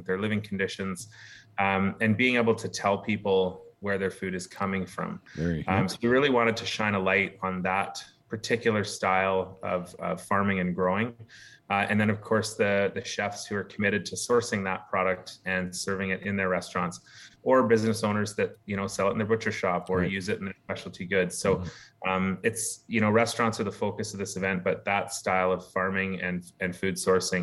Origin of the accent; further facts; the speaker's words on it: Campbell River, British Columbia, Canada; now in Victoria, Canada; born and raised here on Vancouver Island. Nice. Grew up in Campbell River.